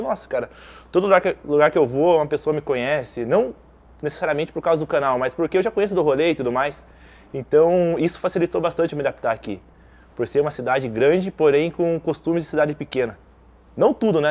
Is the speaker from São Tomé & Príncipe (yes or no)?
no; Guapiara, São Paulo, Brazil; also born or lived in Apiaí, Brazil; now in Curitiba, Brazil; Eu sou criado na cidade de Guapiara e nasci na é cidade mesmo? de Apiaí, que são cidades vizinhas.